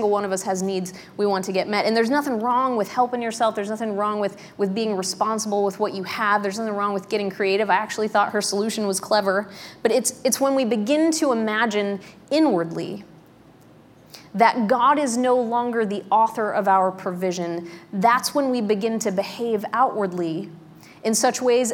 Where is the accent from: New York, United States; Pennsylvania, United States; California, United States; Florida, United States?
Pennsylvania, United States; also born or lived in Darlington, Pennsylvania; When I was growing up in Pennsylvania, we did a stint in a little town called Darlington